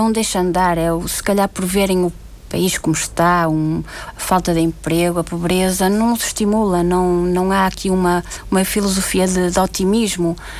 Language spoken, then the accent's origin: Portuguese; Porto, Norte, Portugal; moved away as an adult; also born or lived in Azores / Terceira; now in São Miguel, Portugal; vim para o Porto, eh, de onde sou na, natural